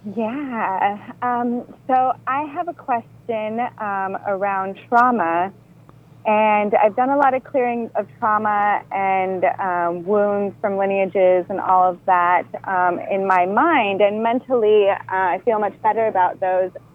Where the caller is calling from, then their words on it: Maui, Hawaii, United States; I'm calling from Maui